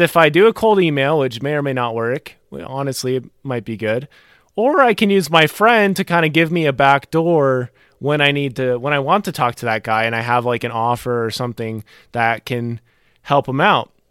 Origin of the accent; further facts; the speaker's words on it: North Carolina, United States; also born or lived in Maryland; I was born in Maryland. I li-, I moved to North Carolina when I was about ten years old